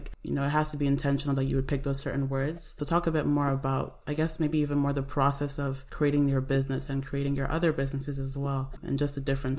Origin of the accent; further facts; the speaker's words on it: Nigeria; I love Nigeria. I'm from Nigeria